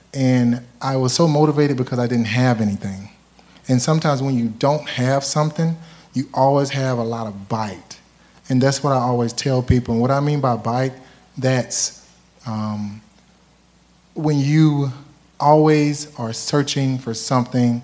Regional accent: Alabama, United States; I'm from Alabama, right? It's from the South.

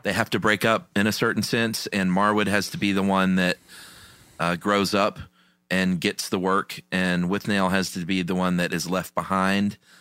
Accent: United States; as an American

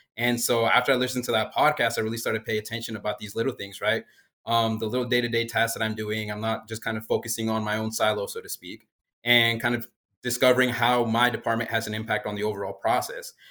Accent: Springdale, Arkansas, United States; I actually grew up down the road over in Springdale, Arkansas

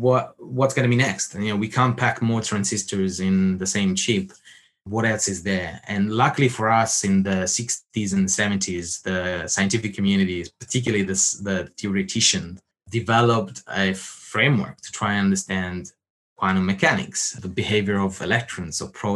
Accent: Rome, Lazio, Italy; I grew up in Rome, I would say. Technically not the center

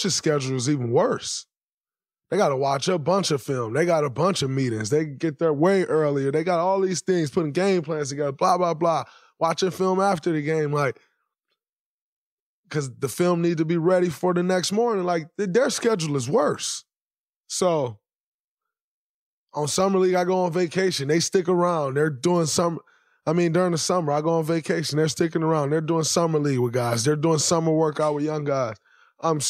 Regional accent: Saginaw, Michigan, United States; moved away; growing up in Saginaw, Michigan

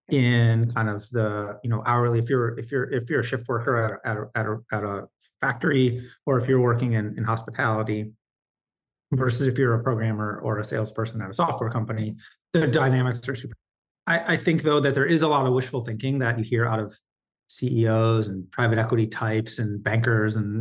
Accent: Michigan, United States; now in New York City, United States; I live in New York City. I grew up in Michigan

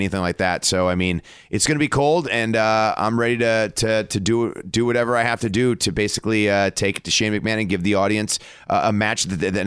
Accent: Cleveland, Ohio, United States; we were in Cleveland in my hometown

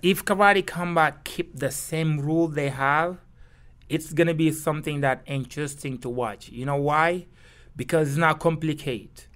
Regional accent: Kaolack, Senegal; English is a second language; moved away as an adult; also born or lived in Dakar, Senegal / Barcelona, Spain; now in New York, United States; I was born in Kaolack

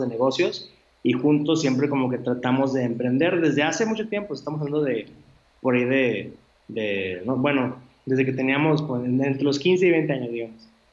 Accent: Monterrey, Nuevo León, Mexico; los tres somos de Monterrey

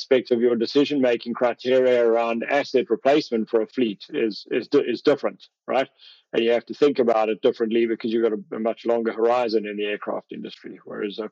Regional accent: South Africa; moved away as an adult; also born or lived in Europe / Canada; now in United States; I come from South Africa

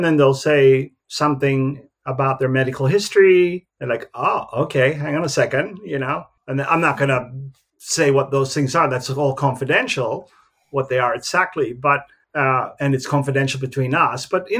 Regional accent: Philippines; You know, I'm from the Philippines, but a little bit more laid back

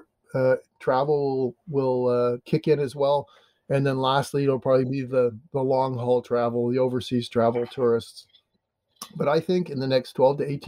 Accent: Canada; now in United States; I'm Canadian, but I live in America

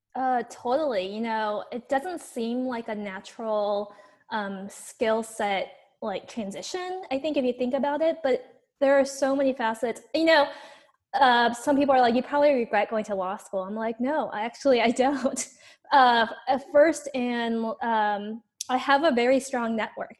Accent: Los Angeles, California, United States; accent: Valley girl; moved away as an adult; now in Berkeley, United States; I grew up in Los Angeles

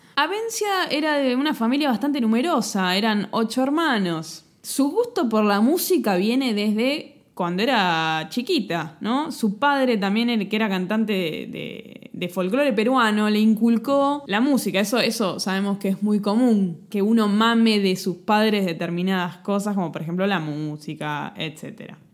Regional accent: Argentina; hablando así como argentino

